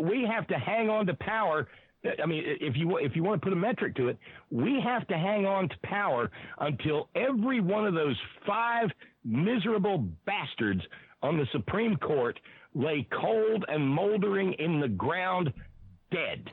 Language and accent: English; Alabama, United States; now in West Virginia, United States; I was born in Alabama. I live in West Virginia